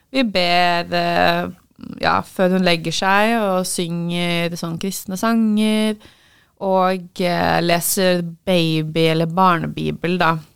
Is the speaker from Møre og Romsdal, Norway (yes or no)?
no; Oslo, Norway; moved away; jeg kommer fra Oslo, som er Norges største